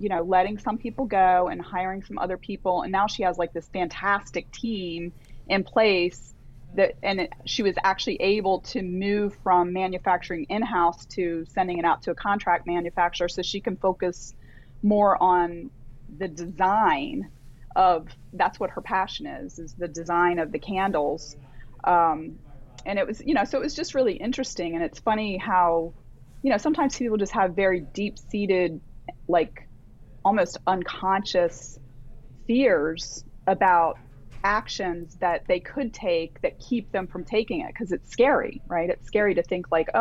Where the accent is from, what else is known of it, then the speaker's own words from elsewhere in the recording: Delaware, United States; I grew up in Delaware in kind of a rural area